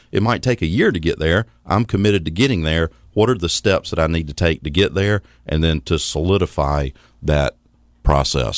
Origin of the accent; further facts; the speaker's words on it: Athens, Georgia, United States; also born or lived in Atlanta, Georgia; born and raised in Athens, Georgia. Actually, I was born in Atlanta, and before I was about a year old, my father got transferred from SunTrust Banks over to Athens, Georgia